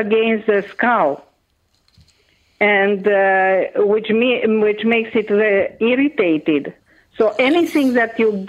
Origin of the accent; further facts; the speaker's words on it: Transylvania, Romania; first language Hungarian; English is a second language; moved away; I am originally from Romania. I was born in a very famous part of that country, which is called Transylvania